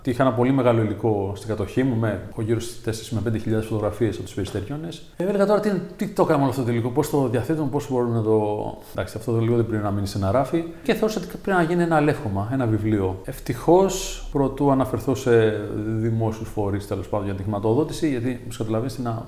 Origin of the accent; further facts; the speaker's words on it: Athens, Attica, Greece; moved away as an adult; now in Tinos, Greece; μεγάλωσα στην Αθήνα, συγκεκριμένα στον Άγιο Δημήτριο